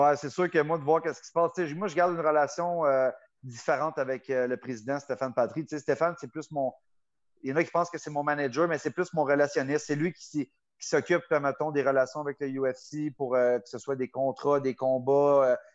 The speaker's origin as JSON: {"language": "French", "town": "Gatineau", "region": "Quebec", "country": "Canada", "tie": "born or raised there", "said": "Le petit gars normal de Gatineau, Buckingham"}